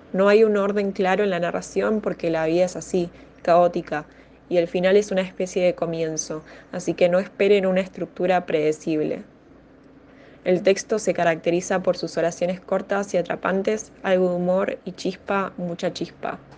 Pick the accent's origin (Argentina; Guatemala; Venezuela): Argentina; Buenos Aires; tengo 27 años y soy de Buenos Aires